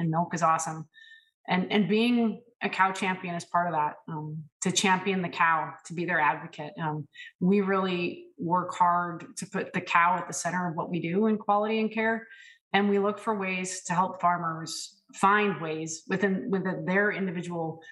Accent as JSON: {"language": "English", "region": "California", "country": "United States", "also_born_or_lived": "Ohio", "moved": "yes", "said": "Spent 5 years in my home state of California practicing as a dairy practitioner"}